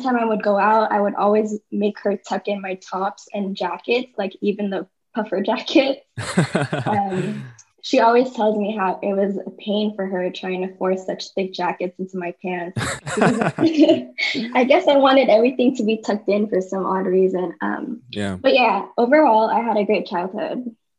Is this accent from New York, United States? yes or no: no; Bay Area, California, United States; now in Orange County, United States; Okay, so I was born and raised in the Bay Area. I now live in Orange County